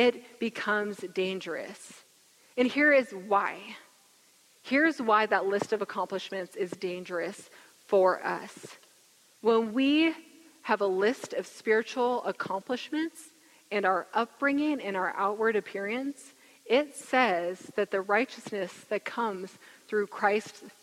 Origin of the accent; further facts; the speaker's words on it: Gig Harbor, Washington, United States; I grew up in Gig Harbor